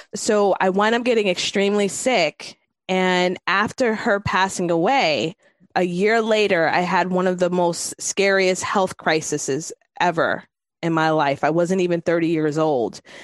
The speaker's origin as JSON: {"language": "English", "town": "New York City", "region": "New York", "country": "United States", "said": "I'm from New York City"}